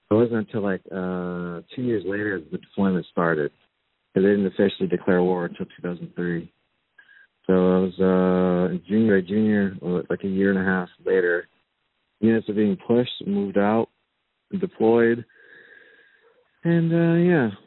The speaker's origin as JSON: {"language": "English", "region": "North Carolina", "country": "United States", "tie": "born or raised there", "moved": "as an adult", "said": "So I ended up growing up in North Carolina. It turned ages three through 19 in North Carolina. It's a wonderful state."}